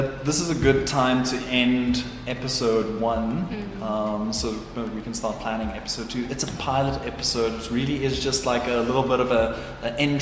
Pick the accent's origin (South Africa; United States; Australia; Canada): South Africa; as a South African designer